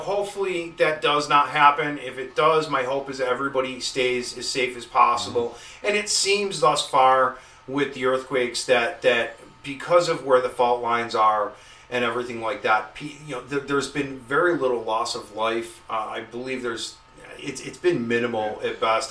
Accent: Buffalo, New York, United States; moved away; I was from Buffalo

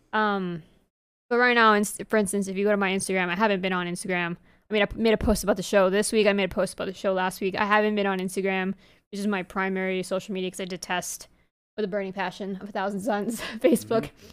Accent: New York, United States; accent: New York; my New York accent

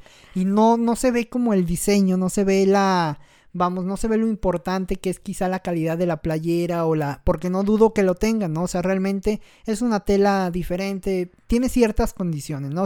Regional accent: Mexico; un gran error que cometemos como mexicanos

